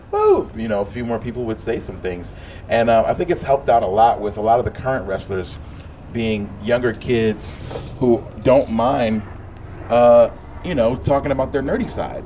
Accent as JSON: {"language": "English", "town": "Philadelphia", "region": "Pennsylvania", "country": "United States", "tie": "born or raised there", "said": "I grew up in Philly"}